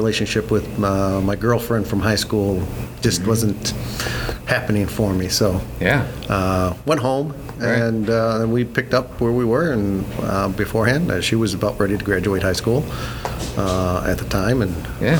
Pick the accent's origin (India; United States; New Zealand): United States; Tonawanda, New York; Born and raised in Tonawanda.